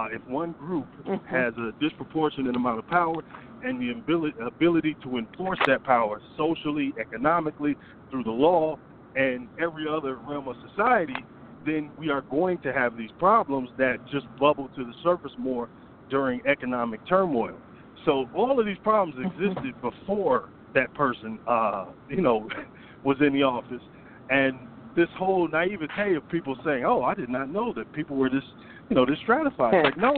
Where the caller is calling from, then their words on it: Atlanta, Georgia, United States; in Atlanta.